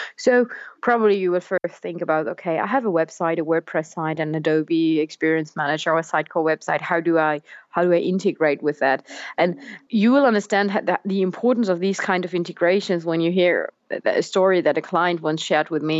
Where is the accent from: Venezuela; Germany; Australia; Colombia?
Germany; English is a second language; moved away; also born or lived in France; I'm originally from Germany